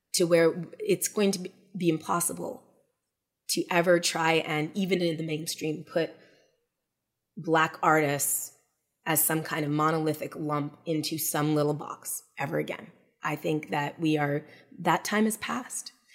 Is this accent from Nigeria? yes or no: no; Montreal, Quebec, Canada; we we were both born and raised in Montreal